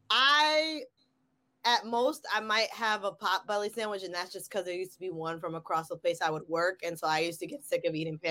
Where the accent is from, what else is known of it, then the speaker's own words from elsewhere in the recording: Englewood, New Jersey, United States; I come from Jersey